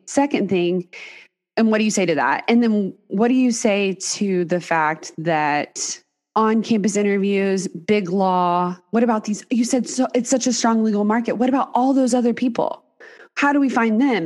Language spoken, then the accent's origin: English; Texas, United States; moved away; also born or lived in Dallas; I grew up in Texas as well.